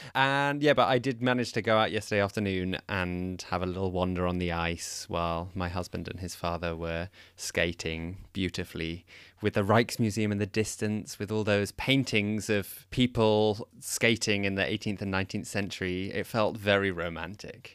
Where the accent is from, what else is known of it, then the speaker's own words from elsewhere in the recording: England, United Kingdom; now in Netherlands; I'm from England